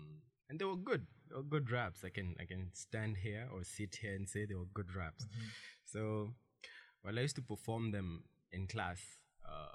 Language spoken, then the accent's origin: English; Nairobi, Kenya; I'm from Kangemi 2-3